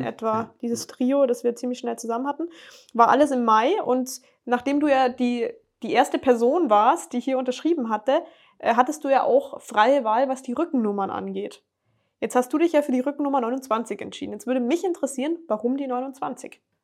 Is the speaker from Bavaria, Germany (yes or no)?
yes; Bavaria, Germany; als Bayer